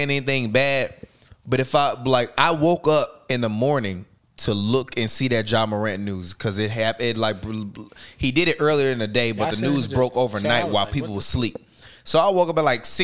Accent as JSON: {"language": "English", "town": "Chicago", "region": "Illinois", "country": "United States", "said": "I'm from Chicago where niggas actually"}